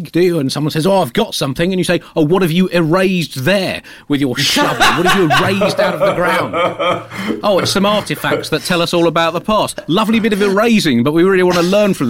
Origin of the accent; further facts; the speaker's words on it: United Kingdom; I'm British